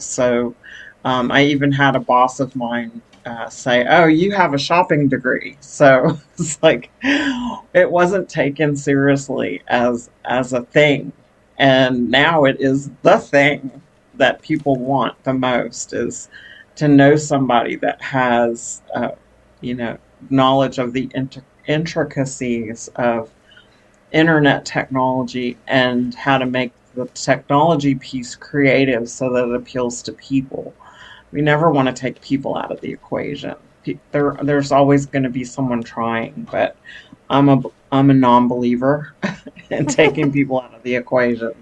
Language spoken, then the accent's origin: English; New York City, New York, United States; now in Texas, United States; I was born in Brooklyn, New York, and uh, migrated to Texas in the 1970s, uh, late 70s